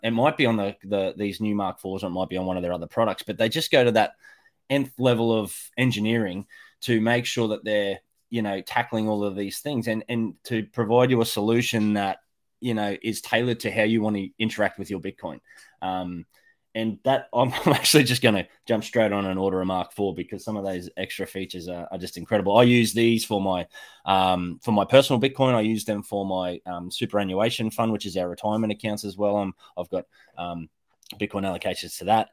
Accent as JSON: {"language": "English", "region": "North Queensland", "country": "Australia", "said": "I'm from Australia, North Queensland."}